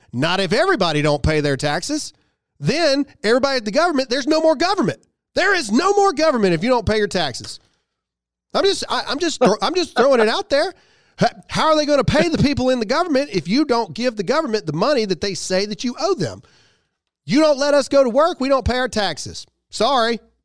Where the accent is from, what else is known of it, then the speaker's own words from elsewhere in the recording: United States; we as Americans